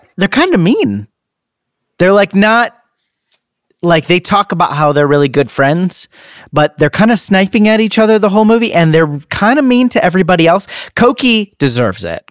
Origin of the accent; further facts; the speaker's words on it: United States; we're American